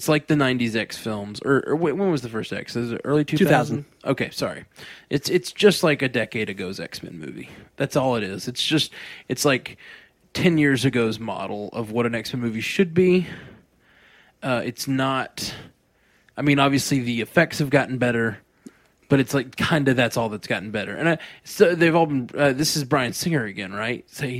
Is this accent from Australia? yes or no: yes; Australia; I'm an Aussie, so I've already seen it.